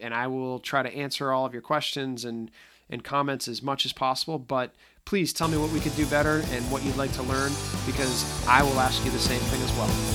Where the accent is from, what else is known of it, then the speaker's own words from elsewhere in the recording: just outside of Boston, Massachusetts, United States; accent: slight accent (Boston); I may have a slight accent. I am just outside of Boston. So if I tend to sound like I'm from Goodwill Hunting, that's just, uh, the old school of me getting out. But, um, no, I, uh, I enjoy being from the Northeast